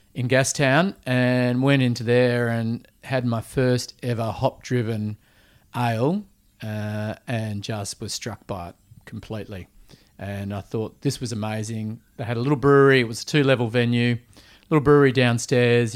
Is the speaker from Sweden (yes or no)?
no; Perth, Western Australia, Australia; also born or lived in Vancouver, Canada; someone that always loved hospitality growing up in Perth